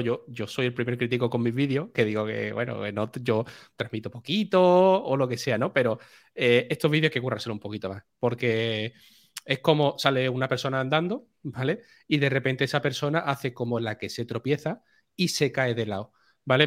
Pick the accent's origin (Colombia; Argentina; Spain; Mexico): Spain; Seville, Andalusia; que soy de Sevilla